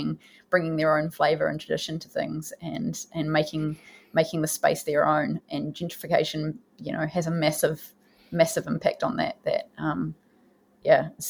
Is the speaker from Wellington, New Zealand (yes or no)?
yes; Porirua, Wellington, New Zealand; also born or lived in Cannons Creek; I grew up in Porirua and I spent a lot of time in Cairns Creek as a young person